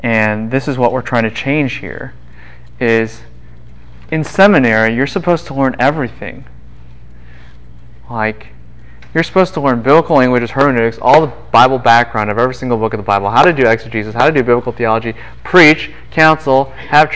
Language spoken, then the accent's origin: English; Midwest, United States; moved away; I grew up in the Midwest too